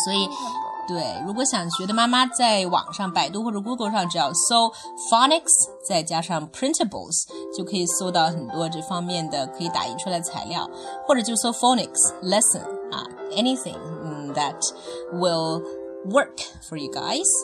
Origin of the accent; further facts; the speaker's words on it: China; 我们中国人